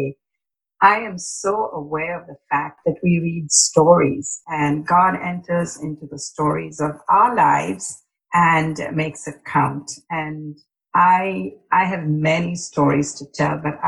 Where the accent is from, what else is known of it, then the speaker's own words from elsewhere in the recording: India; now in McMinnville, United States; I am originally from India. And that's my Indian name